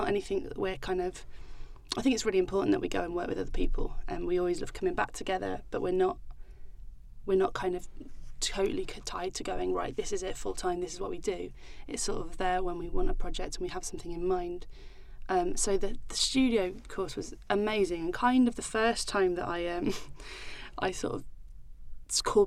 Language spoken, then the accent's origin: English; Stoke-on-Trent, West Midlands, United Kingdom; I was born in Stoke-on-Trent and I grew up in Staffordshire all my life